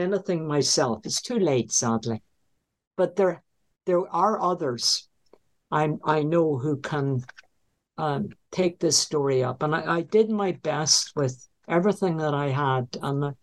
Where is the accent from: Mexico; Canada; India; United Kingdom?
United Kingdom; Northern Ireland; moved away; I like to go back to the home I was brought up in Northern Ireland